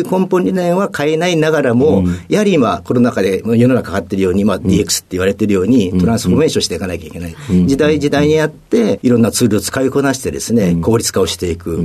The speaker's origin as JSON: {"language": "Japanese", "town": "Ube", "region": "Yamaguchi", "country": "Japan", "tie": "born or raised there", "said": "山口県の宇部市"}